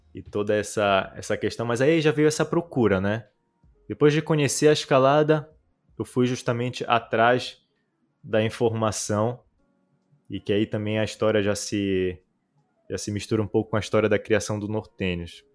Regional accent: Belém, Pará, Brazil; moved away as an adult; now in Israel; Eu sou de natural de Belém do Pará, no norte do Brasil. Nasci lá, cresci lá

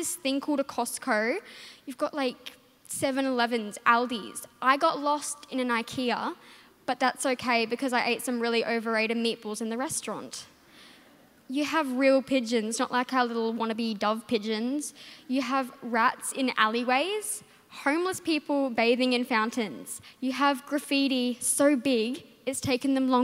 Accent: Darwin, Northern Territory, Australia; I'm from Darwin

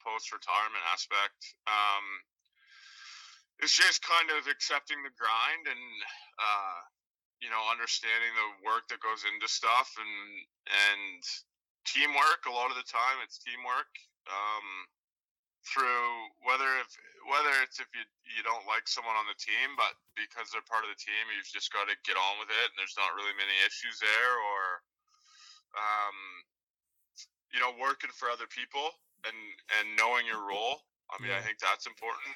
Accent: Fredericton, New Brunswick, Canada; moved away as an adult; also born or lived in Edinburgh / London / Cape Town / Victoria; now in Vancouver, Canada; I'm from Fredericton, but I hadn't lived there really since 2006 or 2007.

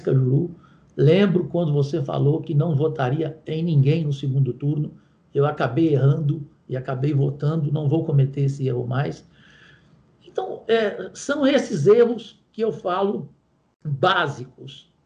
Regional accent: Goiás, Brazil; eu que sou de Goiás

